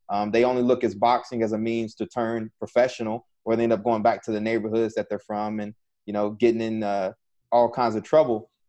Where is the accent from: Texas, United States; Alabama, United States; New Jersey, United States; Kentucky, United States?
Texas, United States; College Station; moved away as an adult; And so I'm from College Station, Texas